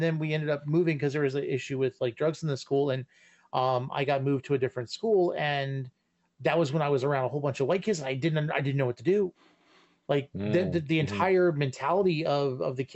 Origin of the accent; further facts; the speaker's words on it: Arlington, United States; where I grew up living in Arlington